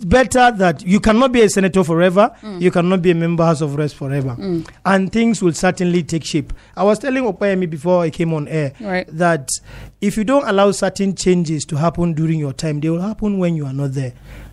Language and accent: English; Jos East, Plateau, Nigeria; I'm from Zandi in Jos East.